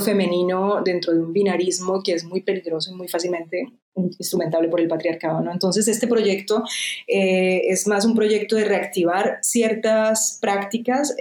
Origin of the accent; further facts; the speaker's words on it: Colombia; moved away as an adult; now in France; soy colombiana, pero llevo 20 mm, años viviendo en Francia.